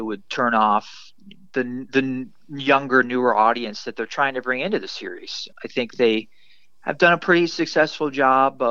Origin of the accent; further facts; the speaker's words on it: Upper St. Clair, Pennsylvania, United States; my hometown of Pittsburgh and my small hometown, the specific town I lived in the suburbs of Pittsburgh, Upper St. Clair